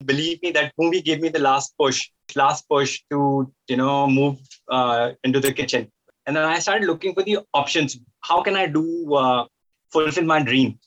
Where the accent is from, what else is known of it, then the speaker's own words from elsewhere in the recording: northern India, India; moved away as an adult; now in Dubai, United Arab Emirates; I'm from India, from the northern, northern part of India, and I've been in Dubai since last 12 years